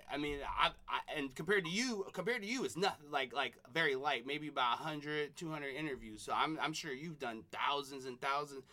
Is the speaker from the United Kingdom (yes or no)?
no; Seattle, Washington, United States; I'm from Seattle